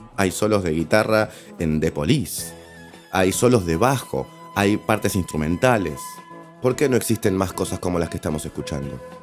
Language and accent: Spanish; Buenos Aires, Argentina; Si vos naciste en Capital Federal en la década de los 70, casi 80 como yo